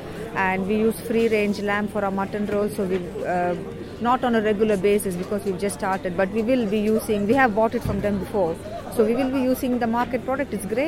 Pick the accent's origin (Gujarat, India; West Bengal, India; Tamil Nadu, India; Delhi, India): Tamil Nadu, India; moved away as an adult; now in United Kingdom; I came over from India, from Tamil Nadu, about 30 years ago, so I have been here a long time.